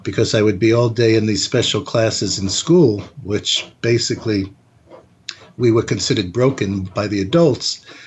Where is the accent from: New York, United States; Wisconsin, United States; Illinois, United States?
New York, United States; New York City; I grew up in New York City